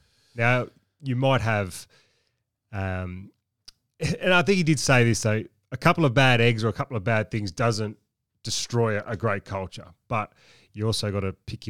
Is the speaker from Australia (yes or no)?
yes; Wagga Wagga, New South Wales, Australia; I was from Wagga